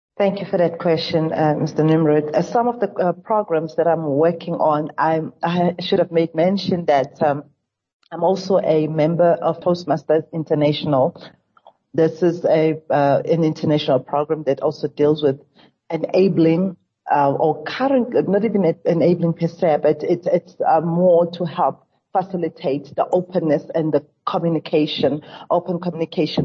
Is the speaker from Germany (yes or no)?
no; South Africa; as a South African